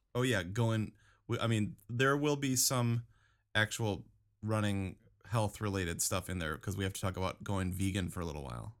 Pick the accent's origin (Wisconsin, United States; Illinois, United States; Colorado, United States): Wisconsin, United States; Madison; now in Saint Petersburg, United States; for me, it's for sure Madison, Wisconsin